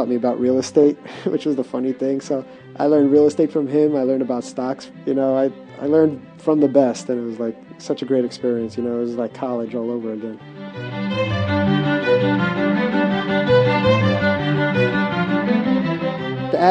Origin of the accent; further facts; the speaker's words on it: New York, United States; I was from New York and I knew about Little Italy